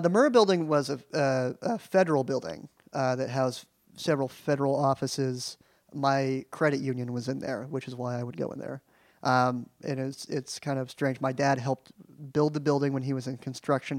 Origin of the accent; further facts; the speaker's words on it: Oklahoma City, Oklahoma, United States; moved away; I grew up in Oklahoma City